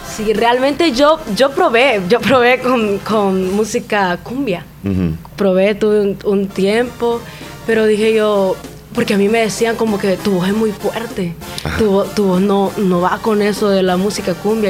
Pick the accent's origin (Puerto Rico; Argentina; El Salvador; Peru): El Salvador; Santa Rosa de Lima, La Unión; soy originaria de aquí